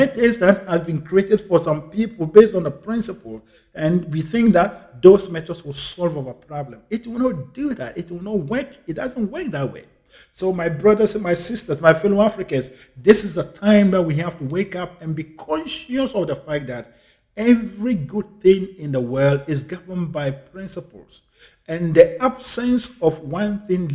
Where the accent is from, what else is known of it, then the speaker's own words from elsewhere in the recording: Ghana; my home country once again, Ghana